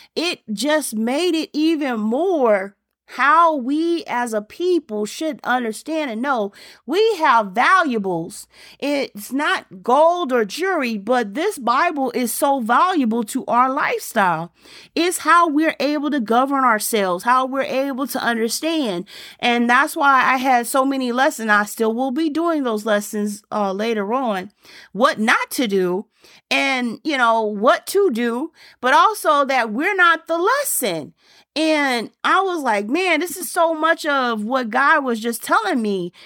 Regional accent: Germany; moved away; I was growing up in Germany.

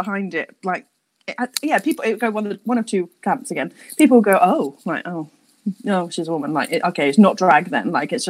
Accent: Portsmouth, South East England, United Kingdom; moved away as an adult; also born or lived in London; now in Cardiff, United Kingdom; I'm originally from Portsmouth, and then I moved to London when I was, I'm going to say, 18?

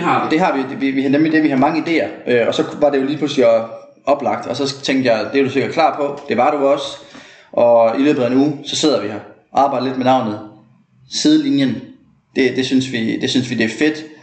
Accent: Aarhus, Central Denmark Region, Denmark; moved away as an adult; also born or lived in United States; jeg er jo født og opvokset i Aarhus, 8K

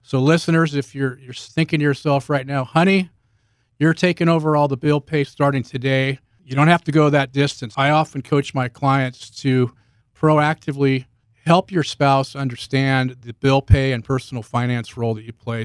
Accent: Bay Area, Northern California, United States; moved away as an adult; now in Southern Utah, United States; I'm from the Bay Area in Northern California. I spent fifty-two years, uh, in Northern California before moving here a couple years ago

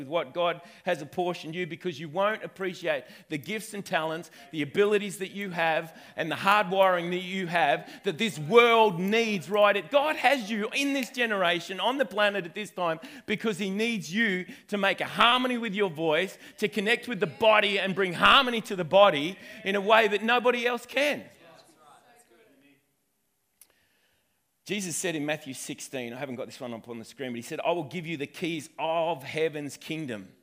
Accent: Wentworth, New South Wales, Australia; I'm originally from Wentworth, but my lineage goes all the way back to Scotland

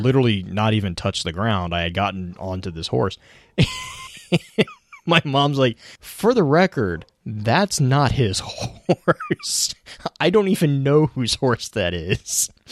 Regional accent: Texas, United States; born or raised there

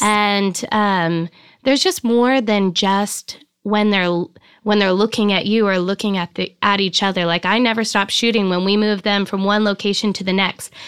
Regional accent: Sparks, Nevada, United States; moved away as an adult; also born or lived in Reno, Nevada / Florence, Italy / San Diego, California / Laguna Beach, California; now in Big Sur, United States; I grew up, um, in a little town called Sparks, Nevada

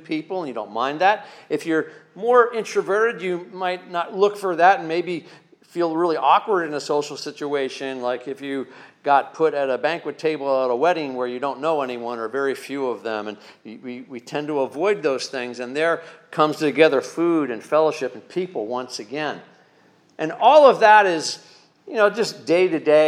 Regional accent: Pennsylvania Dutch area, United States; growing up in the Pennsylvania Dutch area

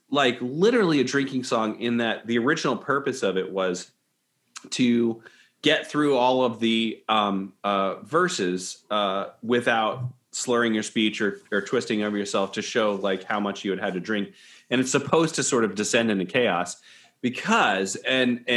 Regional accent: Florida, United States; I'm Nordic and I grew up in Florida

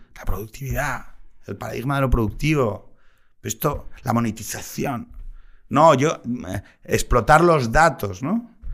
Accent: Gijón, Asturias, Spain; Yo soy de Gijón

